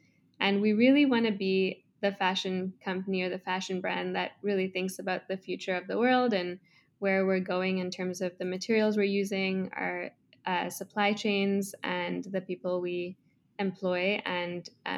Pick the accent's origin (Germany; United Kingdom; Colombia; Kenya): Kenya; now in Toronto, Canada; I grew up in Kenya. I'm currently in Toronto, Canada.